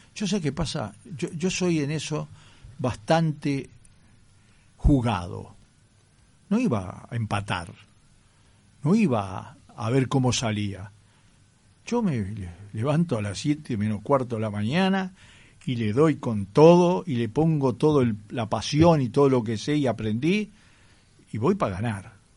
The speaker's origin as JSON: {"language": "Spanish", "region": "Sicily", "country": "Italy", "tie": "born or raised there", "moved": "yes", "lives_now": "Uruguay", "said": "yo soy nacido en Sicilia"}